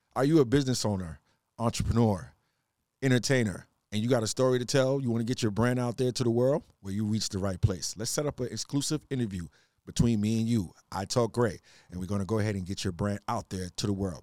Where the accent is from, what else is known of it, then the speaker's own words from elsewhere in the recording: New York City, New York, United States; I'm from New York originally. 718